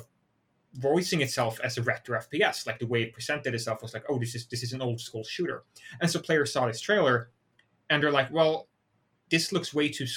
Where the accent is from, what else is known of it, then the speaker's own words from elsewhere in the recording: Sweden; English is a second language; moved away as an adult; now in United States; I'm Swedish, right? Like, I was born in Sweden. I lived in Sweden for a very long time, and I only moved to the US 6 years ago.